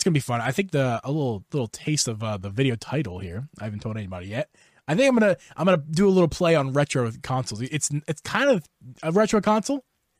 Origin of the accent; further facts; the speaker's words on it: Wyoming, United States; Melvin is from Wyoming, my home state.